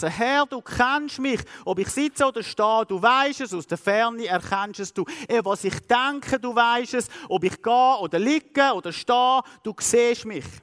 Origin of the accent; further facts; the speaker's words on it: Switzerland; Als Schweizer schauen wir immer alles mathematisch anschauen.